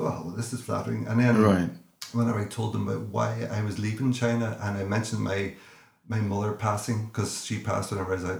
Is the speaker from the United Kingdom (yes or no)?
yes; Northern Ireland, United Kingdom; I'm from Northern Ireland